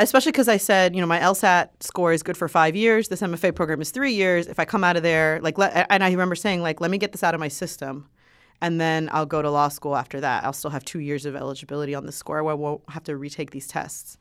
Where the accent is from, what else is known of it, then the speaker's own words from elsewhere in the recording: Miami, Florida, United States; I grew up in Miami.